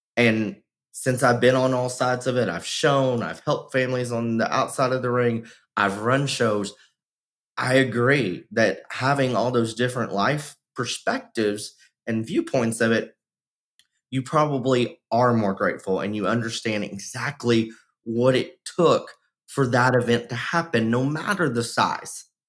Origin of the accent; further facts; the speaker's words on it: Texas, United States; my home state of texas